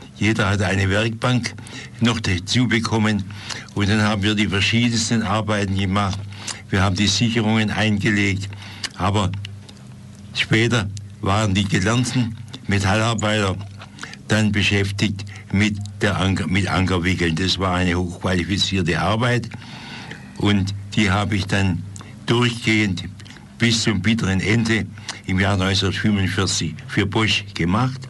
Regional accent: Stuttgart, Baden-Württemberg, Germany

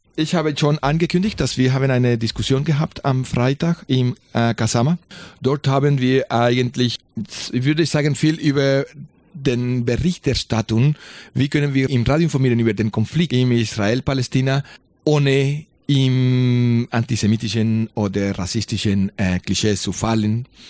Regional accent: Colombia; German is a second language; moved away; ich bin in Kolumbien geboren.

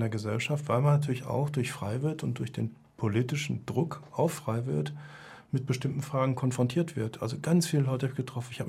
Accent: Bavaria, Germany; Oder so wie hier, ich bin Franke, aber kein Bayern ne, die das wirklich regional meinen auf ihre Umgebung

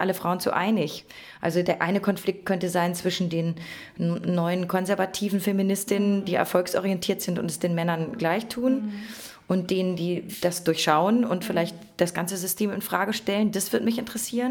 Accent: North Rhine-Westphalia, Germany; now in Berlin, Germany; wir haben früher in Ostwestfalen Pfannkuchen gesagt

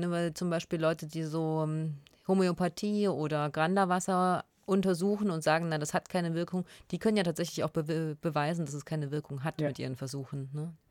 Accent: former East Germany, eastern Germany, Germany; accent: East German dialect (implied)

